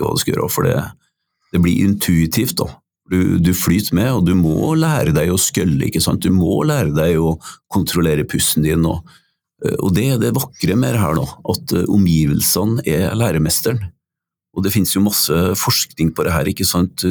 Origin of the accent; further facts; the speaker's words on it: Røros, Trøndelag, Norway; en lærer som jeg hadde på Røros, der jeg vokste opp